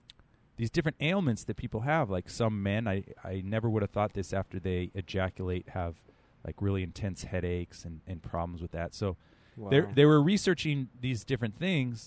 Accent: San Francisco Bay Area, California, United States; I'm San Francisco Bay Area, which we're a little, we're freaky here.

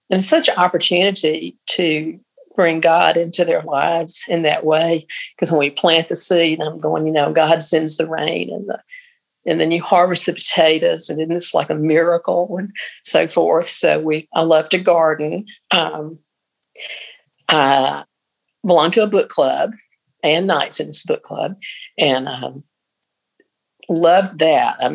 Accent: Mississippi, United States; moved away; And since I came from Mississippi and I've only lived here nine years, you know, I have dear friends in Mississippi that I long to see.

